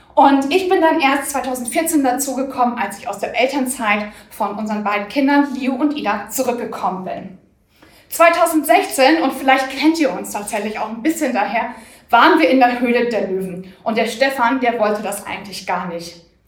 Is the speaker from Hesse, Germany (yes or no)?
no; Bochum, North Rhine-Westphalia, Germany; ich bin gebürtig aus, äh, Bochum